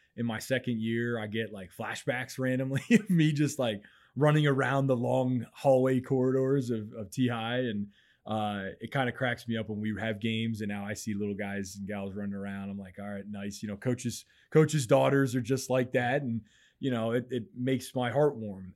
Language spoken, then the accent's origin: English; Mechanicsburg, Pennsylvania, United States; I grew up in Mechanicsburg, Pennsylvania